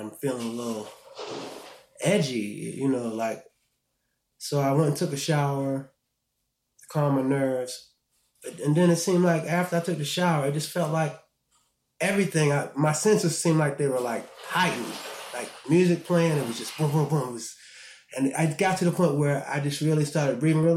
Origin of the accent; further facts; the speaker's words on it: Baltimore, Maryland, United States; also born or lived in Morgantown, West Virginia; I grew up in Baltimore, Maryland